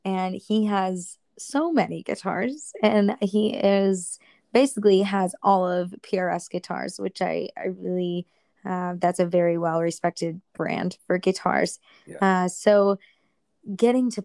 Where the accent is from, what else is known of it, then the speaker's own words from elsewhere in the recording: Wisconsin, United States; I am from Wisconsin, so we just don't have that old of buildings